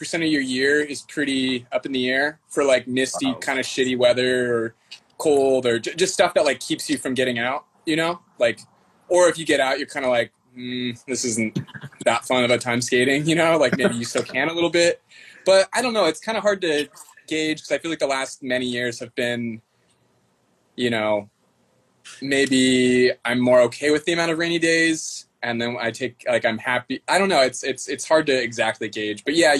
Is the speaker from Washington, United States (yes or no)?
yes; Seattle, Washington, United States; I went away to college for like a few years in like Eastern Washington, a place called Walla Walla. it's like 5 hours from here.